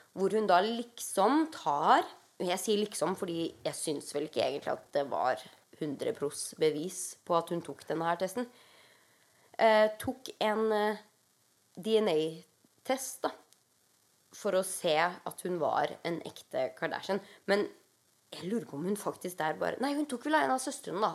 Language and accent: Norwegian; Norway; now in United States; hjemme i Norge